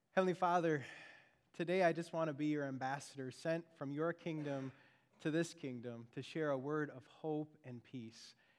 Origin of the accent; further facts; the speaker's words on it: Beaver Dam, Wisconsin, United States; now in Frankfurt, United States; I grew up in Beaver Dam, Wisconsin